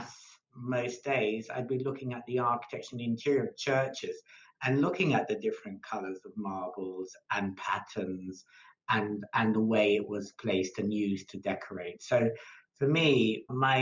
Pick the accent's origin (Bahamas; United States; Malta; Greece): Malta; moved away; I came from Malta